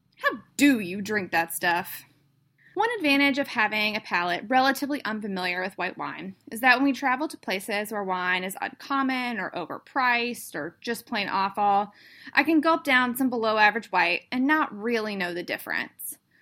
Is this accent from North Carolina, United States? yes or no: yes; North Carolina, United States; moved away; I grew up in the South. Yes, North Carolina is still the South.